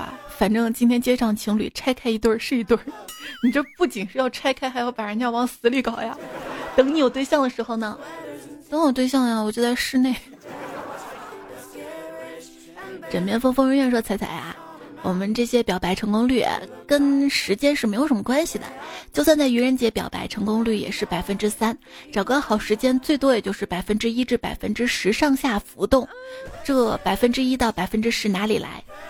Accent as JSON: {"language": "Chinese", "region": "Shaanxi", "country": "China", "said": "我们陕西这边的，嗯，冰封。"}